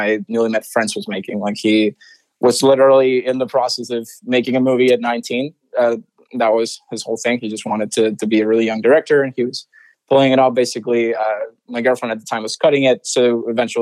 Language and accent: English; Santiago, Santiago Metropolitan Region, Chile; first language Spanish; English is a second language; moved away as an adult; also born or lived in Orlando; now in United States; I was born and raised in Santiago, Chile.